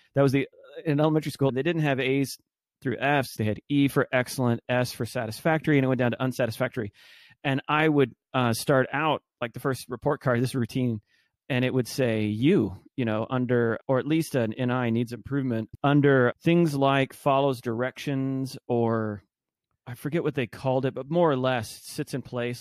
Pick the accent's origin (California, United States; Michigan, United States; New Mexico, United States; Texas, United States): Texas, United States; Arlington; moved away as an adult; now in Austin, United States; I grew up in Arlington, Texas, Dallas, Fort Worth.